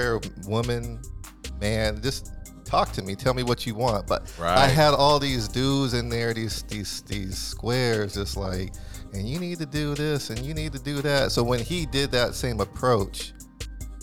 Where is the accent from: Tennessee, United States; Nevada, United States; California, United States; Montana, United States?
California, United States; San Diego; I'm from San Diego